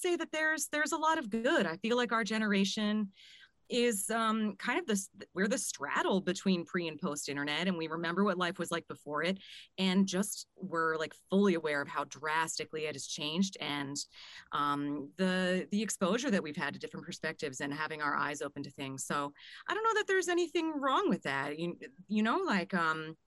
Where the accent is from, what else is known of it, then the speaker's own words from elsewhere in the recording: Chester County, Pennsylvania, United States; I grew up in Chester County.